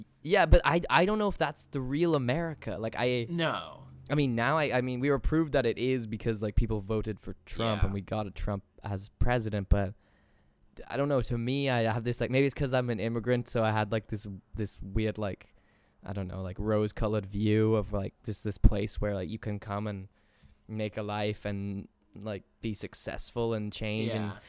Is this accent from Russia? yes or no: no; England, United Kingdom; So I end up having that conversation over and over again, and like solidified in my head, like yes, I am English.